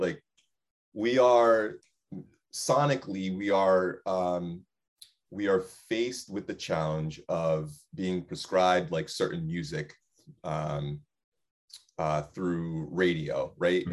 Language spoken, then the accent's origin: English; West Haven, Connecticut, United States; I grew up in West Haven, but I didn't grow up in a predominantly white space.